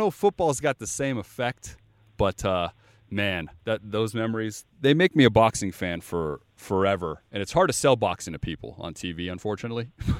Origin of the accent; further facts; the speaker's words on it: Las Vegas, Nevada, United States; I'm born and raised in Vegas, so it's a boxing town.